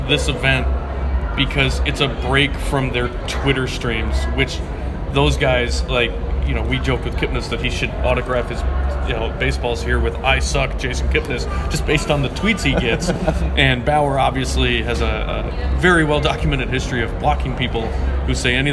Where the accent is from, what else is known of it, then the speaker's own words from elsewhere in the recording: Chicago, Illinois, United States; moved away; we grew up in Chicago